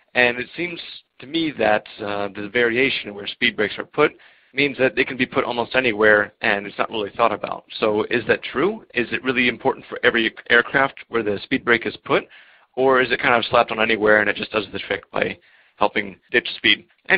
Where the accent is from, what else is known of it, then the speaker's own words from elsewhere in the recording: Maryland, United States; now in Czech Republic; from the U.S., born and raised in Maryland, but currently living in the Czech Republic.